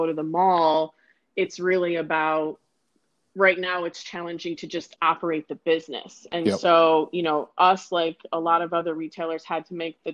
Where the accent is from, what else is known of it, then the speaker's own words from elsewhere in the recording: Michigan, United States; moved away as an adult; also born or lived in Toledo, Ohio / Akron, Ohio; now in Anaheim, United States; I'm born and raised in Michigan. I was there for 24 years.